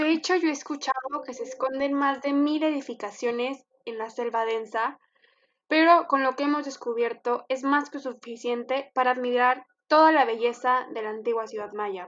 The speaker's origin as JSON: {"language": "Spanish", "town": "Monclova", "region": "Coahuila", "country": "Mexico", "said": "una servidora desde Monclova, Coahuila, arriba del norte"}